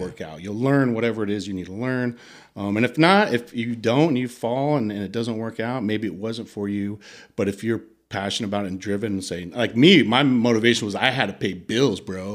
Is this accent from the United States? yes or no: yes; United States; moved away as an adult; also born or lived in Italy; I'm the American